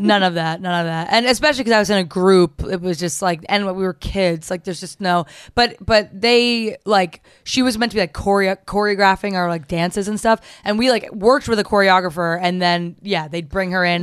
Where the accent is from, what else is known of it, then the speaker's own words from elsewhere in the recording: New Jersey, United States; I'm from New Jersey